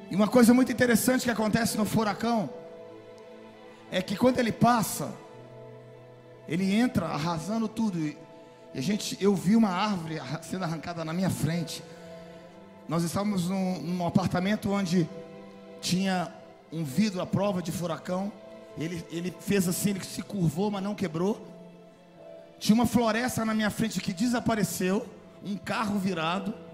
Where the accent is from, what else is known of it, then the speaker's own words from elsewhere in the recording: Florida, United States; nós que somos da Flórida quando passa eu quero dizer que nós estamos exatamente no olho do furacão